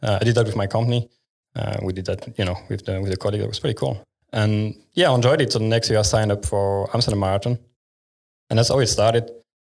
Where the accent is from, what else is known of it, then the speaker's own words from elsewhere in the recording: France; also born or lived in Ireland / Germany / England; now in Netherlands; Actually, from France.